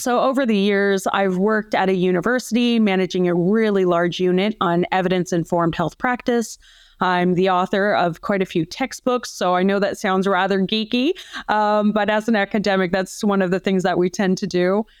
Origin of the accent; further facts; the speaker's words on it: Canada; moved away as an adult; now in Australia; I am originally a Canadian who came over to Australia about twenty-one years ago